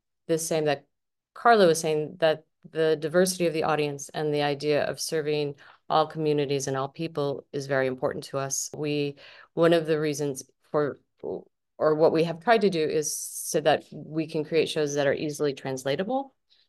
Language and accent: English; Flint, Michigan, United States; I grew up in Flint, Michigan, in a very Italian family. Like, my grandparents, my great grandparents lived next door. It was sort of like an Italian ghetto in the end of our street in Flint.